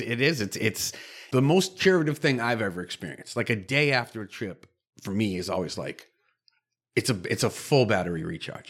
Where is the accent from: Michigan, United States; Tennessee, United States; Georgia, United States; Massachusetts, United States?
Massachusetts, United States; Cape Cod; I grew up on the Cape